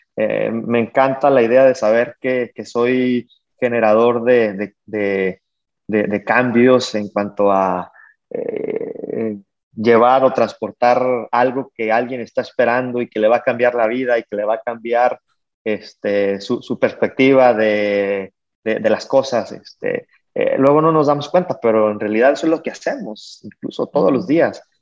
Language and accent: Spanish; Mexico; como mexicanos, empresarios mexicanos este, haciendo negocio en Estados Unidos